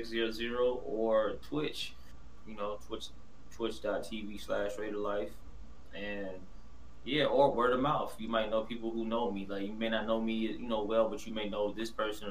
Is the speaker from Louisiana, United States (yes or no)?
no; Oakland, California, United States; I'm from Oakland. From East Oakland, California, born in, you know what I'm saying, born in West Oakland, but moved to the East later on in my life